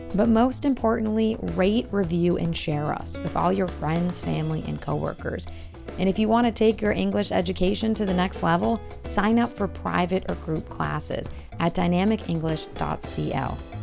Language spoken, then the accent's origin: English; Boston, Massachusetts, United States; I'm from Boston